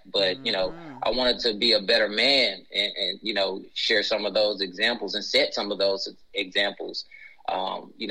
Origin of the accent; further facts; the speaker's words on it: Memphis, Tennessee, United States; I was born and raised in Memphis, Tennessee, specifically Fraser